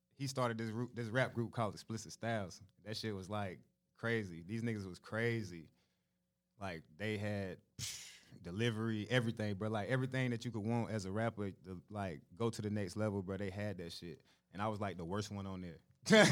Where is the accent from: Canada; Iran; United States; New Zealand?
United States; Charlotte, North Carolina; I'm from Charlotte, North Carolina.